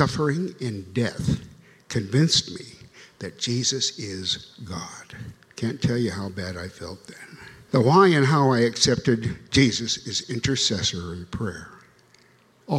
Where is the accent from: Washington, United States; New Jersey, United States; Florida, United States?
Washington, United States; Longview; moved away as an adult; also born or lived in Tacoma / Baltimore / Hartford / New Haven; I was born in Tacoma, raised in Longview